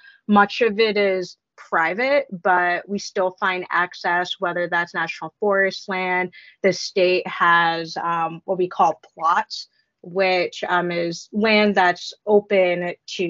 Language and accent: English; New Haven, Connecticut, United States; moved away as an adult; also born or lived in New York / Europe; now in North Dakota, United States; Yeah, so I am from Southern Connecticut, grew up Filipino parents, and so I grew up saltwater fishing Long Island. Now I call North Dakota home in the middle of the prairie.